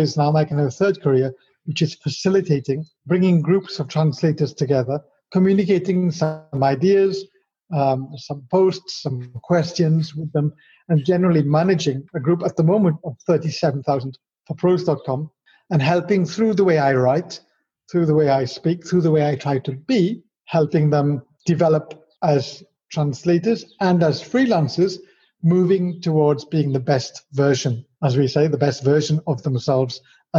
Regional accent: Wales, United Kingdom; born there; moved away as an adult; So going back, I was born in Wales, which is where my rather strange accent comes from, because I've spent 33 years outside of Wales, more than that, 35 years.

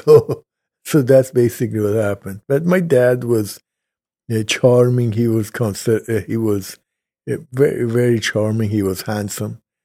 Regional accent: Tehran, Tehran Province, Iran; also born or lived in Kashan, Iran; now in United States; I was born in Kashan, Iran

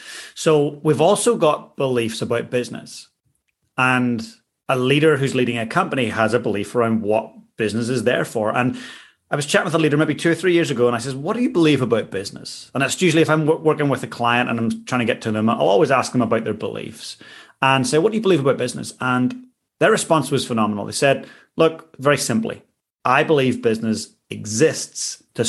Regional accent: Northern Ireland, United Kingdom; growing up in Northern Ireland, a lot of friends wore Carhartt

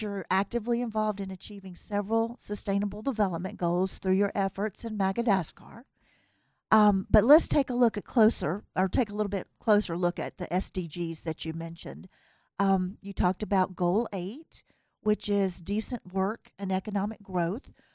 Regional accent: US South, United States; accent: Southern; now in Reno, United States; my accent is, uh, of a Southern accent and, uh, U S Southern

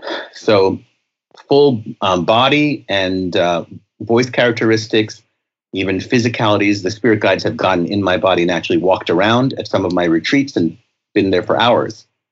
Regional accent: India; I'm Indian from India, but I don't really channel any of the gurus.

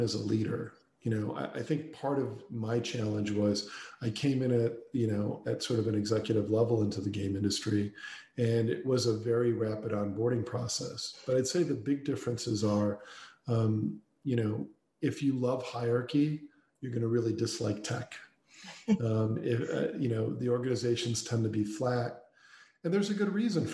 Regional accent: Chicago, Illinois, United States; my hometown of Chicago, kind of born and raised in Chicago.

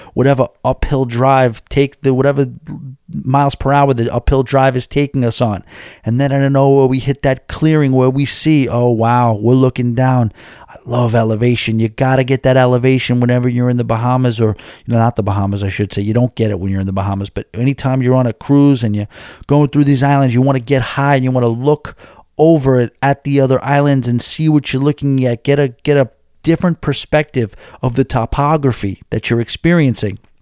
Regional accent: New York City, New York, United States; I come up from New York City

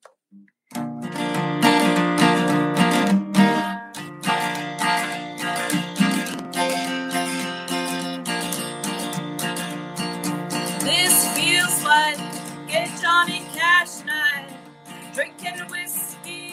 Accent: Prince Albert, Saskatchewan, Canada; also born or lived in Yellowknife; shortly after being adopted, we were moved to Prince Albert

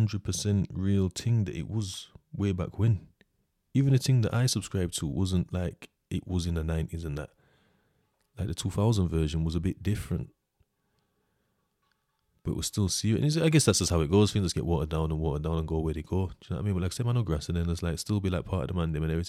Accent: United Kingdom; like, I'm British. I know my laws, kind of.

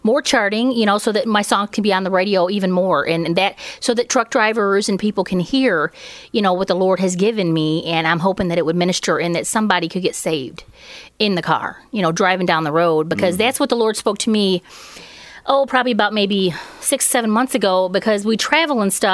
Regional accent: Michigan, United States; now in Andersonville, United States; Originally from Michigan, but right now we live in Andersonville, which is about 35 miles northeast of Knoxville

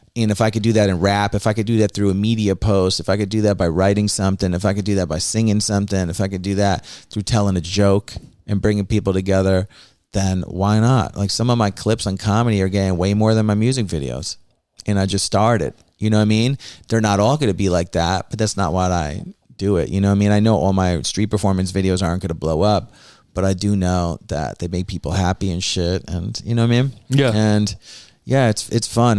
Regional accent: New Jersey, United States; now in Bushwick, United States; I'm not originally from here. I'm originally from New Jersey.

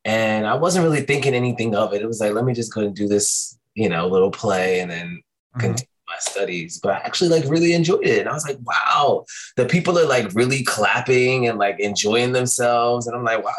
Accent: Philadelphia, Pennsylvania, United States; also born or lived in Virginia Beach / Suffolk / San Diego; So I was born here. We left and I came back. I want to say maybe towards like third, fourth grade, we came back. And I've been here ever since.

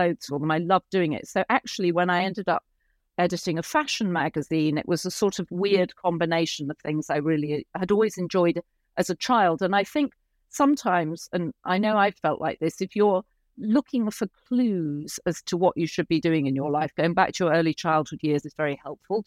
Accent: Yorkshire and the Humber, United Kingdom; moved away as an adult; also born or lived in London; now in United States; I started writing for the Yorkshire Post when I was 10

